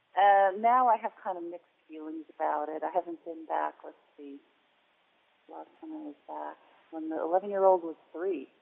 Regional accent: New Jersey, United States; moved away as an adult; also born or lived in Santa Fe, New Mexico; I'm from New Jersey, and New Jersey we had Treasure Island

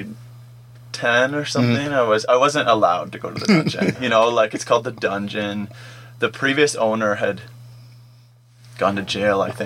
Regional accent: Whitby, Ontario, Canada; I grew up in Whitby

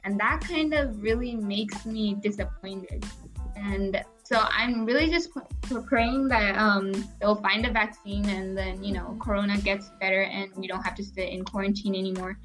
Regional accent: Kerala, India; moved away; I'm from Kerala and how Kerala is like the best state ever

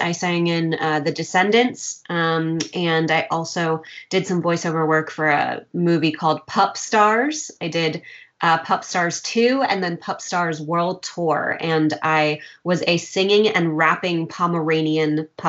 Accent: Virginia, United States; moved away as an adult; also born or lived in Tokyo, Japan; now in Los Angeles, United States; and I'm originally from Virginia. But I grew up between Tokyo and Virginia, and then I moved to Los Angeles, and that's where I live now full time.

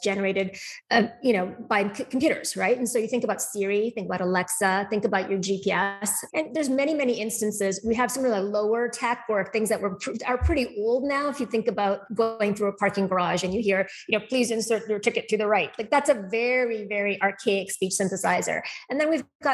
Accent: Calgary, Alberta, Canada; moved away as an adult; now in Boston, United States; I actually grew up most of my life in Calgary and did my schooling in Canada

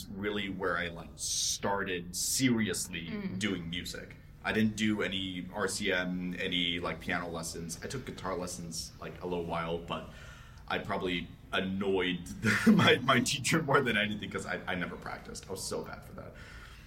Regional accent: Calgary, Alberta, Canada; moved away as an adult; now in Toronto, Canada; I'm not from the States, for clarification. I've spent my entire life in Canada

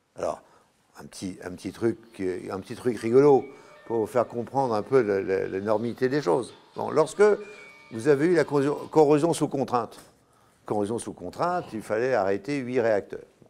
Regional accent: Brittany, France; je suis breton. Ma maison, est dans, ma maison où je suis né, où ma mère est morte à 99 ans, c'est du granit

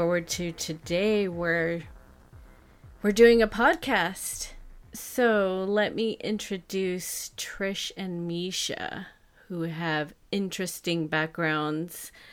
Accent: Texas, United States; moved away as an adult; now in Europe; I'm from Texas, but I moved to Europe in 2019.

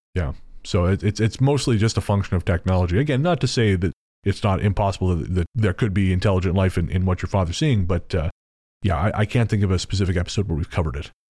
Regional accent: Canada

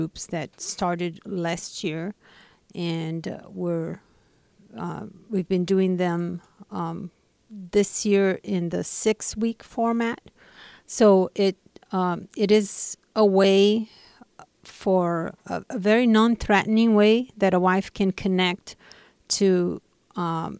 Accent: Brazil; moved away; I'm originally from Brazil

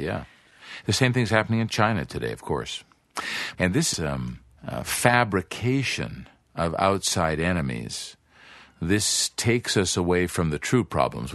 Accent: Canada; now in Brazil; Canada, I imagine, my home country

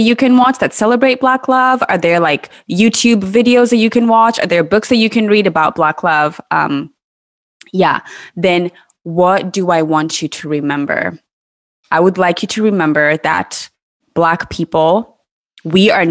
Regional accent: Kenya; moved away; I grew up in Kenya

